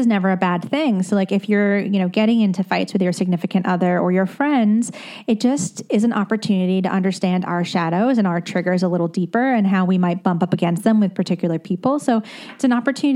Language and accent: English; United States; also born or lived in London, United Kingdom / New Jersey; now in Brooklyn, United States; I grew up in the tri-state